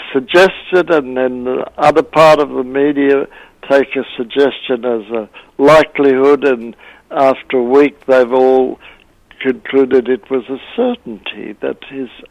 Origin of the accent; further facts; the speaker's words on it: Australia; accent: Australian; now in Boston, United States; my Australian accent